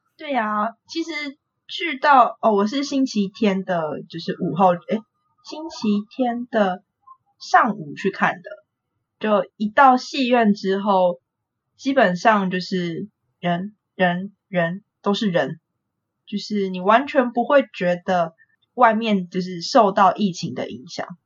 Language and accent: Chinese; Taipei, Taiwan; 我是台北人